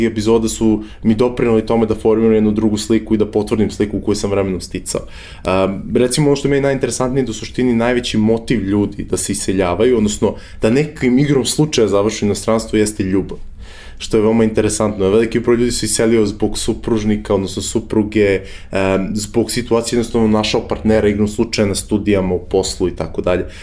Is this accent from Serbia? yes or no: yes; Belgrade, Serbia; moved away as an adult; rođen sam u Beogradu 91. godine ovaj, kao svako, svako dete rođeno u tom nekom pre-post eh, ratovskom periodu ili kao poslednja generacija rođena u toj velikoj Jugoslaviji, ovaj, jel te, odrastao sam tih nesrećnih 90-ih